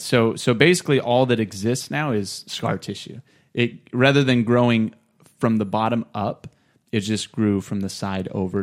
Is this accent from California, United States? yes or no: yes; Clovis, California, United States; I was born and raised in Clovis